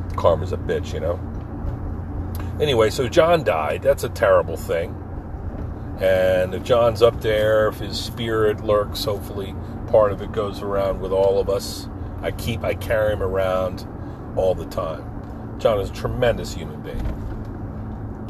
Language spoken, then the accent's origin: English; Pine Barrens, New Jersey, United States; our gang growing up in the Pine Barrens together, you know, surfing down LBI, terrorizing the shore